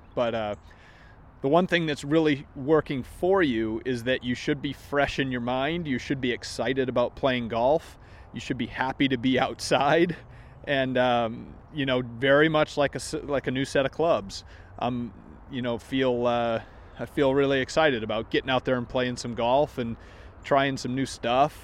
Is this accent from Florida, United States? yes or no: no; Maine, United States; moved away; I grew up in Maine